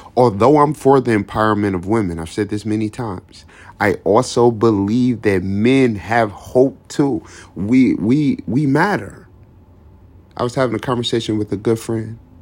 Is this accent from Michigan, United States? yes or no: yes; Detroit, Michigan, United States; I was born in Detroit. I lived in Detroit, Michigan. I lived in the streets of Detroit, Michigan. I roam these streets. I still roam these streets to this day